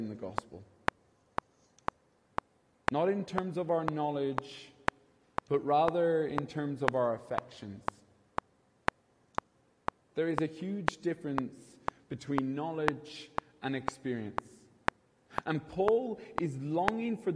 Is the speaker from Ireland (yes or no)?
yes; Kilkenny, Leinster, Ireland; now in Dublin, Ireland; I'm originally from Kilkenny. I'm not from Dublin.